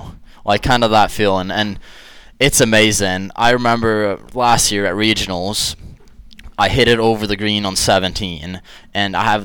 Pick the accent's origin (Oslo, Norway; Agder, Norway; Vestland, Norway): Agder, Norway; Kristiansand; moved away as an adult; now in Johnson City, United States; when I grew up in Kristiansand, Norway